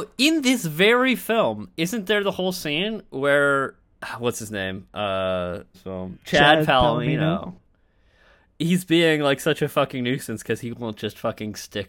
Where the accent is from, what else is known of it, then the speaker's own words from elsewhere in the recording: Canada; that's because we're Canadian.